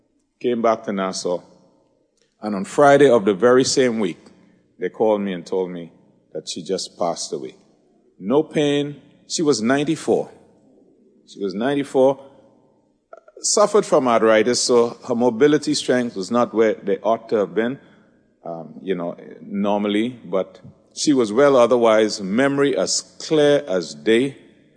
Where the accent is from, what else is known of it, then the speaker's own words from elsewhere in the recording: Trinidad & Tobago; moved away; I'm from Trinidad